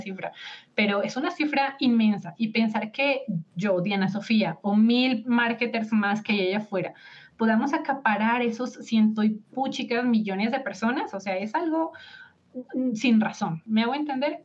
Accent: Colombia; mi esposo es mexicano y yo soy de Colombia

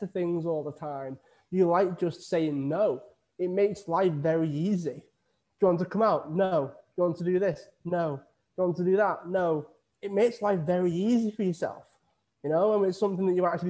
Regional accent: Widnes, North West England, United Kingdom; now in Lanzarote, Spain; I'm originally from Widnes in the UK. I moved to Lanzarote in the Canary Islands

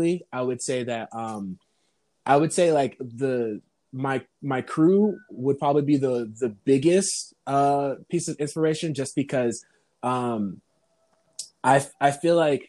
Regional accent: Massachusetts, United States; moved away; also born or lived in Florida; I was born and raised in Massachusetts, and then I ended up moving to Florida in 2006

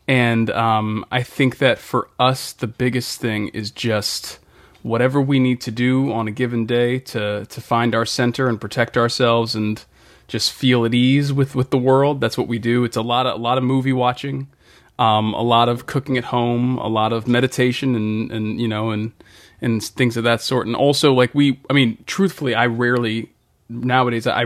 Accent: Boston, Massachusetts, United States; I'm from Boston originally, Boston, Massachusetts.

